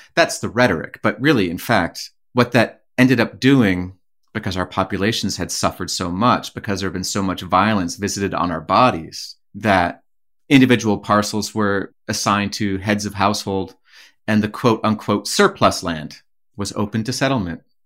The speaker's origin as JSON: {"language": "English", "area": "Leech Lake Reservation", "region": "northern Minnesota", "country": "United States", "tie": "born or raised there", "moved": "as an adult", "said": "growing up, as we did on the Leech Lake Reservation"}